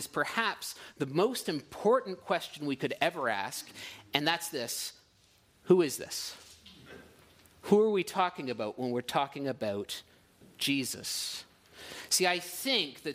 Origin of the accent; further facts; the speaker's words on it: Ottawa, Ontario, Canada; moved away as an adult; now in Port Perry, Canada; in Ottawa was no exception, where we were coming from before, my hometown